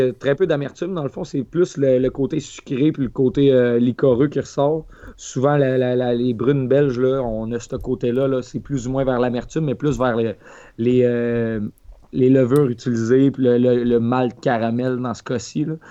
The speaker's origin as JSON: {"language": "French", "area": "Lac Saint-Jean", "region": "Quebec", "country": "Canada", "tie": "born or raised there", "moved": "yes", "said": "le lac Saint-Jean, ma terre natale"}